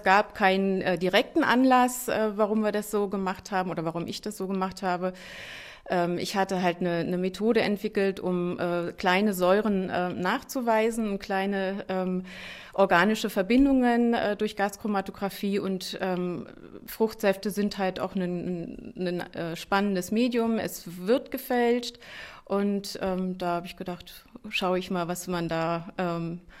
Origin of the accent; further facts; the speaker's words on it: Brandenburg, Germany; Also ich bin froh, dass ich als Brandenburgerin jetzt hier die Aufgabe habe, in Brandenburg Politik machen zu können